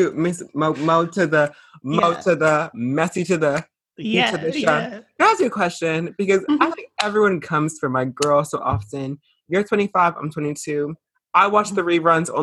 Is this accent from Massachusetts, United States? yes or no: yes; Boston, Massachusetts, United States; I'm from Boston.